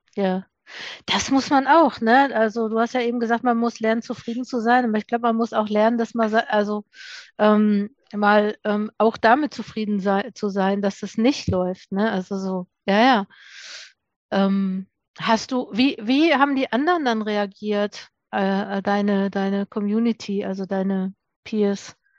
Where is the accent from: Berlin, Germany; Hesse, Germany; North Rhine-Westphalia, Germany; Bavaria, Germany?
North Rhine-Westphalia, Germany; Duisburg; ich komme auch aus Duisburg